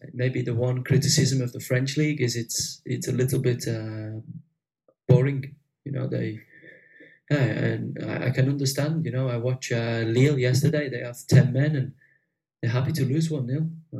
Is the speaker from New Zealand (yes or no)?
no; England, United Kingdom; He's Argentine and I'm English. It's big difference, big difference.